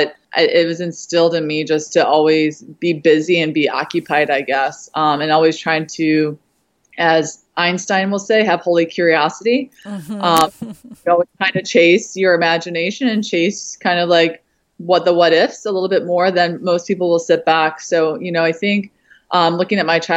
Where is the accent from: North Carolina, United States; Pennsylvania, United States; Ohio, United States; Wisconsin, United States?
Ohio, United States; Toledo; moved away as an adult; now in New York, United States; I actually grew up in Toledo, Ohio, and was there until about 20 years old. And then I moved to New York